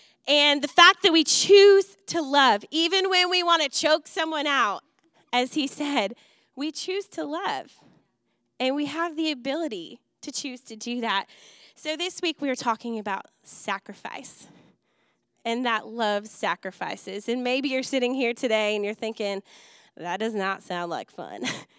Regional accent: Wisconsin, United States; Growing up in Wisconsin, I just absolutely adore the things that he's passionate about.

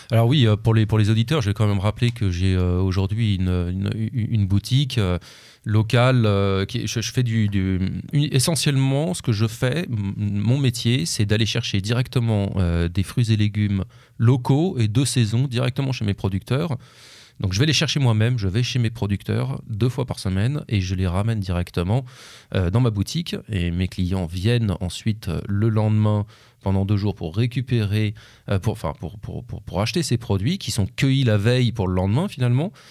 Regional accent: Orléans, Centre-Val de Loire, France; puisque moi je viens d'Orléans, donc c'est la région d'Orléans.

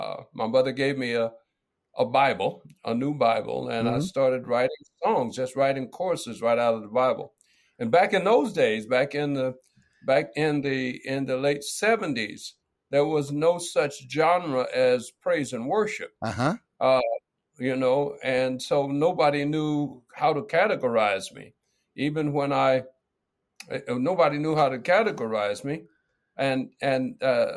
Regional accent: Midwest, United States; moved away as an adult; also born or lived in California / Los Angeles; I grew up in the Middle East, in the Midwest, in a Christian home

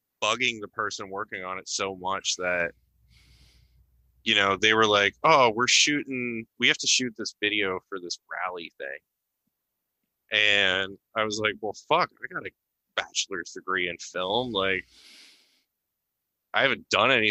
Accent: Philadelphia, Pennsylvania, United States; I'm from Philly

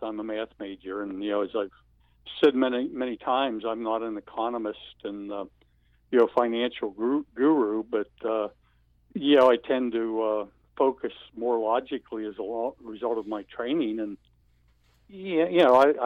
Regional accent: United States; we as American Christians

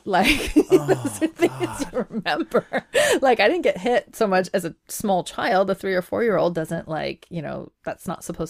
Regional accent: Iran; born there; moved away; I was. I was born in Iran. I was born in Iran, and then there was a revolution in my country

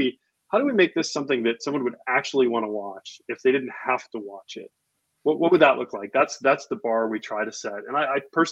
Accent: Midwest, United States; moved away; I grew up in the Midwest. I was in high school when all the John Hughes movies were coming out, where they were being shot.

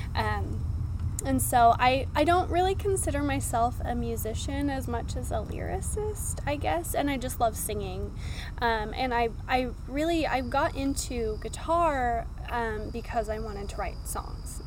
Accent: Washington, United States; moved away as an adult; I am from um, Washington State

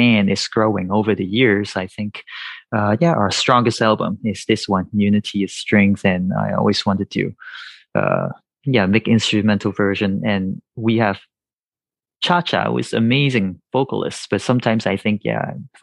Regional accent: Hong Kong; I am from Hong Kong

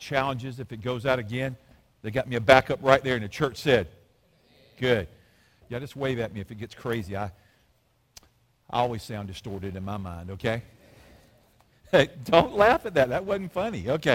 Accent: Alabama, United States; I'm from Alabama

